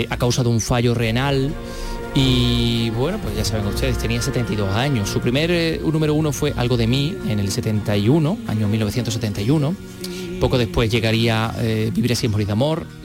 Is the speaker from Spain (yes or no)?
yes; Andalusia, Spain; nosotros somos andaluces eh, todos